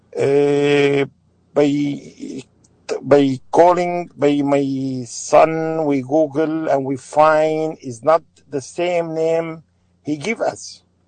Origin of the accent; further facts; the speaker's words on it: Aleppo, Aleppo Governorate, Syria; English is a second language; now in United States; I'm from Syria